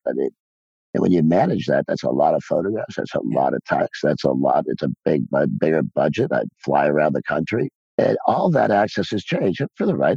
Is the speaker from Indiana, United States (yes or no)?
yes; Rensselaer, Indiana, United States; moved away; I'm still a small town boy from Rensselaer, Indiana, who grew up with three stoplights in his hometown